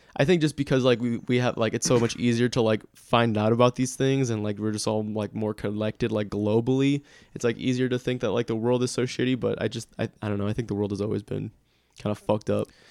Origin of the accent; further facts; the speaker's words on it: United States; I'm an American